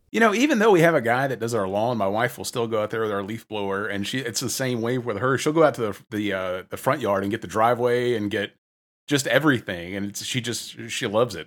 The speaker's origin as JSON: {"language": "English", "region": "the South", "country": "United States", "tie": "born or raised there", "said": "Growing up in the South"}